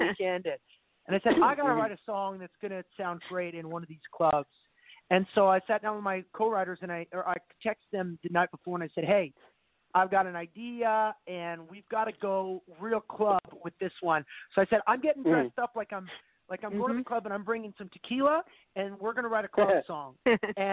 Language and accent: English; Alberta, Canada; Caitlin and I are both from the same province in Canada. We're both Canadian. We're both from Alberta